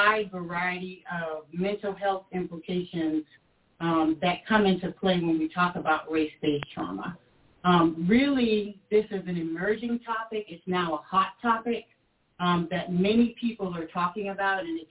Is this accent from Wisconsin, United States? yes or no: no; South Carolina, United States; I was from South Carolina